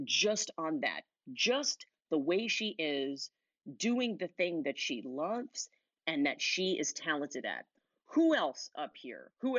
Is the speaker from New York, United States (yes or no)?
yes; Huntington, New York, United States; moved away; I'm from Huntington originally